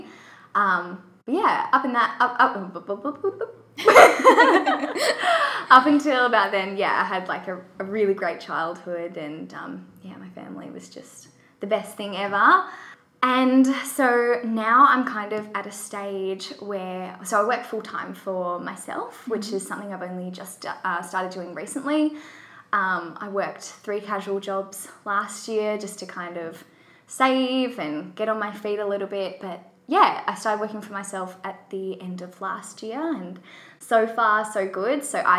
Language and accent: English; Western Australia, Australia; also born or lived in Perth / Kalgoorlie; So I was born in Perth, Western Australia, and my dad works for the Australian Federal Police, so we moved around a lot when I was younger. So I lived in Kalgoorlie for a bit